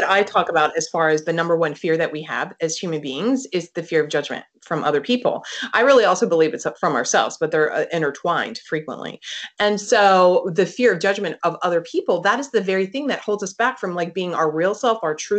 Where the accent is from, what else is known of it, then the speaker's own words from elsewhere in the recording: East Coast, United States; I live now on the West Coast. So this is, I'm from the East Coast.